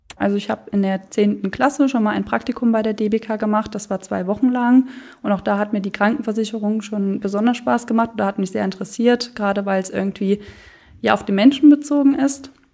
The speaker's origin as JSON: {"language": "German", "area": "Löf", "region": "Rhineland-Palatinate", "country": "Germany", "tie": "born or raised there", "lives_now": "Koblenz, Germany", "said": "ich mache seit 2019 ein Ehrenamt als Weinkönigin in meinem Heimatdorf, das ist Löw"}